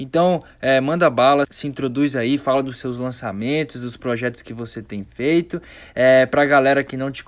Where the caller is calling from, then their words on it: Ilhéus, Bahia, Brazil; sou aqui de Ilhéus, na Bahia